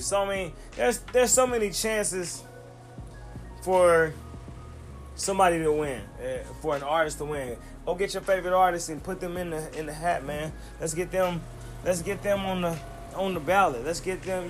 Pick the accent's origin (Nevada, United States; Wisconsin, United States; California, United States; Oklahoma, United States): Oklahoma, United States; Tulsa; my hometown of Tulsa, Oklahoma